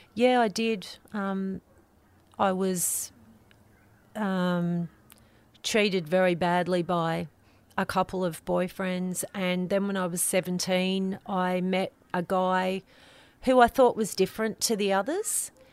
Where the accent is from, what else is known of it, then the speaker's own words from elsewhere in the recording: Lane Cove, New South Wales, Australia; I grew up in Lane Cove on River Road